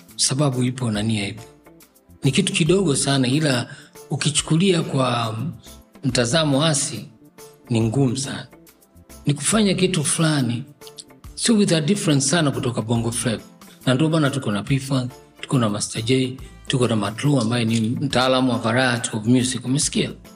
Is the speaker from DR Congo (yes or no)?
no; Dar es Salaam, Tanzania; also born or lived in Tabora; Mi mtoto wa Dar mimi nimezaliwa tarehe ishirini na tano Desemba mwaka elfu tisa mia na hamsini na tatu